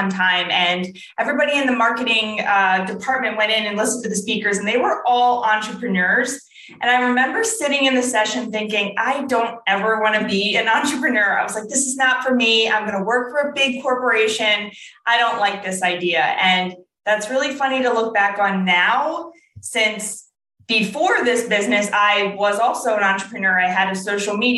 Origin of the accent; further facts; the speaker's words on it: New Jersey, United States; moved away as an adult; also born or lived in Ohio; I grew up in South Jersey